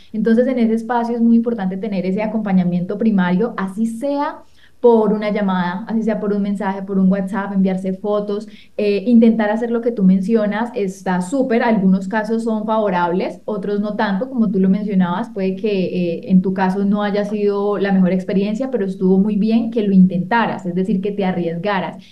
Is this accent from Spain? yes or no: no; Colombia; soy de Colombia